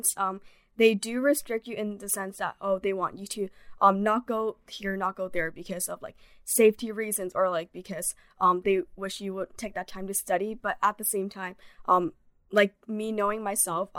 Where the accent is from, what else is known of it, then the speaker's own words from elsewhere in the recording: Bay Area, California, United States; moved away as an adult; I'm from Bay Area